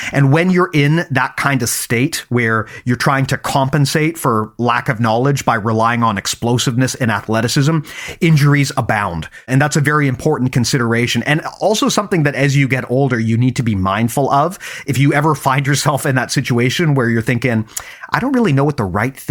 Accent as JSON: {"language": "English", "country": "Canada", "also_born_or_lived": "Vancouver, British Columbia", "said": "I'm Canadian, right? Yeah. I live in Vancouver, yeah. BC"}